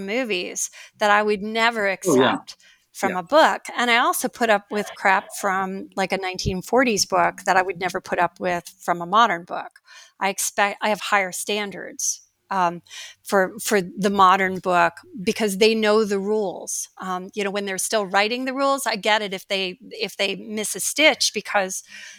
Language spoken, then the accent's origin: English; Iowa, United States; my personal experience growing up in Iowa in the 1960s